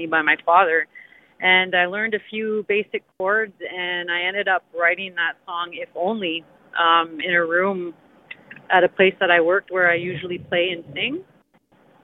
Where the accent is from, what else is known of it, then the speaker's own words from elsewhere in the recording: Kapuskasing, Ontario, Canada; now in Timmins, Canada; I moved from Cap this past summer